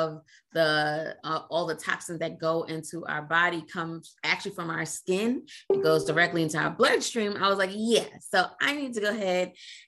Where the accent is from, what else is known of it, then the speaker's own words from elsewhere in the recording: New York City, New York, United States; moved away as an adult; also born or lived in Trinidad and Tobago / Queens, New York / San Diego / Italy; now in Washington, D.C. area, United States; moved to New York City, Brooklyn, when I was 5. Lived in Brooklyn and in Queens